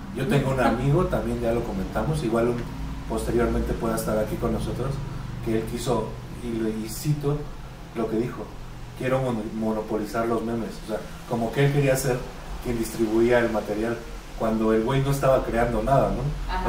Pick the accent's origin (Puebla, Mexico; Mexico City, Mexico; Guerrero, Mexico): Mexico City, Mexico; Gancho y yo somos de Iztapalapa